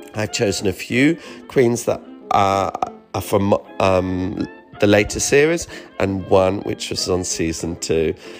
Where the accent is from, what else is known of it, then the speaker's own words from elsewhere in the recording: United Kingdom; Me being a British queen